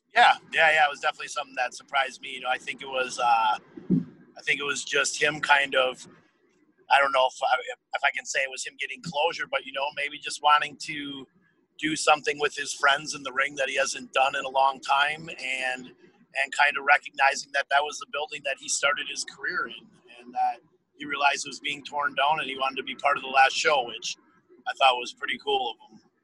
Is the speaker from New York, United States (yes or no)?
no; Appleton, Wisconsin, United States; the town I grew up in in Appleton, Wisconsin